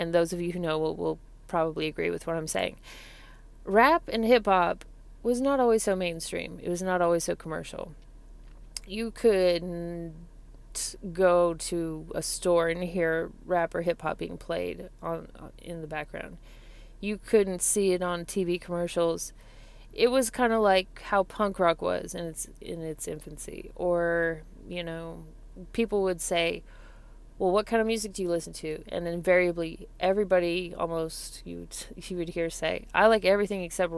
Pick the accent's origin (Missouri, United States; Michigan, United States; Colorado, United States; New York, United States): Colorado, United States; I'm from Colorado